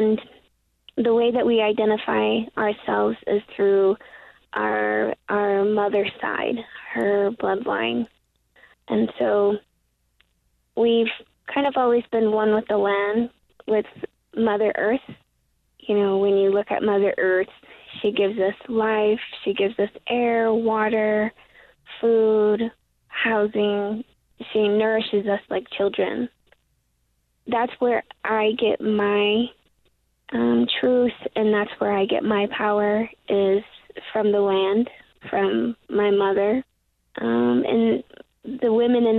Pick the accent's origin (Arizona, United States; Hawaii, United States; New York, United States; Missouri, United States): Arizona, United States; Tuba City; now in Salt Lake City, United States; I was born and raised on Tuba City, Arizona